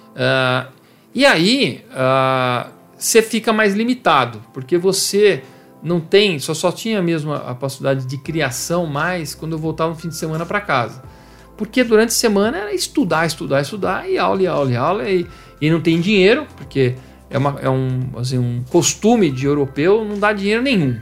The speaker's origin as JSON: {"language": "Portuguese", "town": "Campinas", "region": "São Paulo", "country": "Brazil", "tie": "born or raised there"}